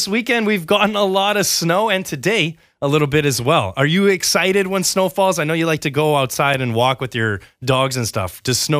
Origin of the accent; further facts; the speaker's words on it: Winnipeg, Manitoba, Canada; now in Comox Valley, Canada; the snow where I'm from Winnipeg